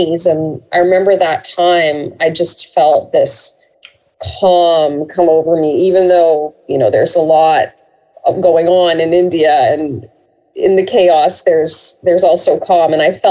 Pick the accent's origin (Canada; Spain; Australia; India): Canada; growing up in Canada and in a very multicultural kind of community